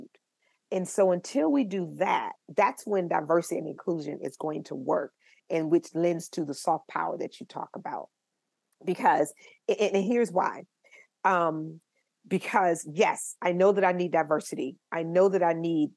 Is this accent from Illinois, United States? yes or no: no; Tampa, Florida, United States; I'm from Tampa, Florida